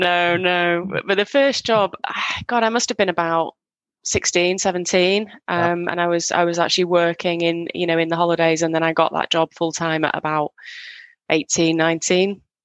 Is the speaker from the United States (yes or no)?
no; Northwest, just outside Manchester, North West England, United Kingdom; moved away; I grew up in the UK